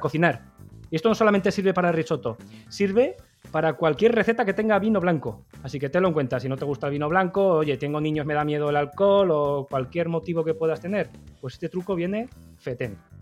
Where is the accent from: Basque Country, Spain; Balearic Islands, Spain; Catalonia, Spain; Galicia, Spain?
Basque Country, Spain; yo que soy vasco